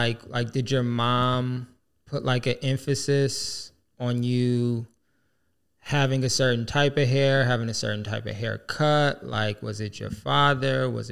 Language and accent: English; Michigan, United States; growing up in Michigan